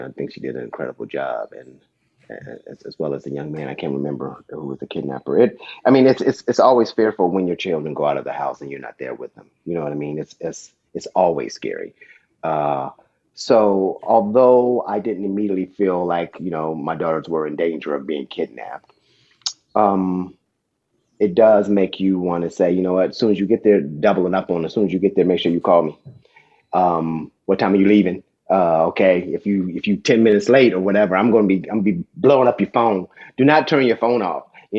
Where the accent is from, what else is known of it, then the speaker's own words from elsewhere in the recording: Dayton, Ohio, United States; I mean, I got this talk when I was growing up in Dayton.